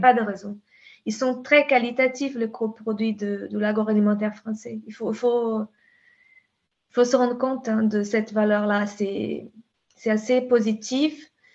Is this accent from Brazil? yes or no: yes; the Pampa, Rio Grande do Sul, Brazil; French is a second language; now in France; je suis brésilienne, tu sais, à la base